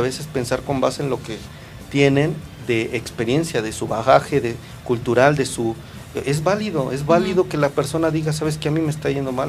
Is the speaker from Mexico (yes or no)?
yes; Mexico; empoderarnos como mexicanos